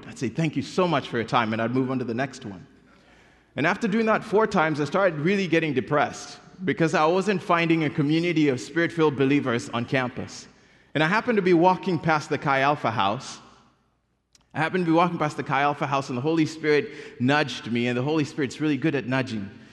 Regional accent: Kenya; moved away; I was born and raised in Kenya

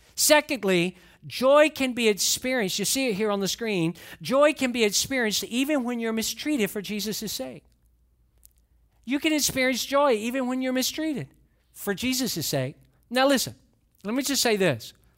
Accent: Atlanta, Georgia, United States; also born or lived in Valdosta, Georgia; I grew up in Atlanta, but for a few short years, we lived in Valdosta, Georgia

